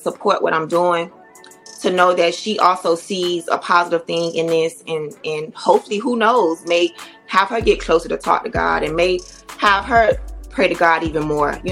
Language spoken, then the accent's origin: English; Miami, Florida, United States; Being a Myammee girl, named …, born and raised in Myammee